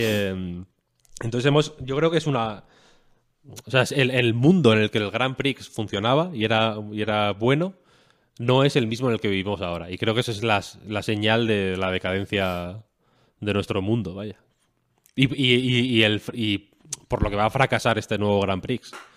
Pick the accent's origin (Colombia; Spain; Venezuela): Spain; León, Castile and León; moved away; yo soy de León Capital, vaya, yo no tengo pueblo